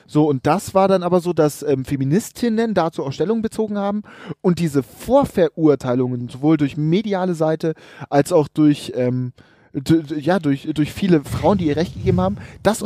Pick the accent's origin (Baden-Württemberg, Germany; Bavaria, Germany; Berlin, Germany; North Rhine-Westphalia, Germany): Bavaria, Germany; Munich; als Münchner